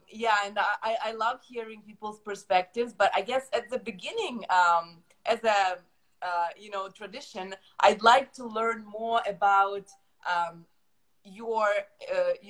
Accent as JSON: {"language": "English", "country": "Ukraine", "second_language": "English", "moved": "yes", "lives_now": "Canada", "said": "I moved to Canada from Ukraine about 10 years ago. So using a different ma- language, you know, living in a new environment, it forces your mind to reprogram a bit, right?"}